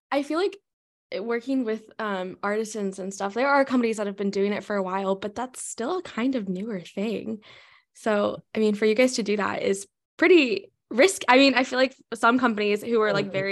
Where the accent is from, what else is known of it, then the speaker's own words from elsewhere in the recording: United States; accent: American; I know I have an American accent and I cannot roll my R's.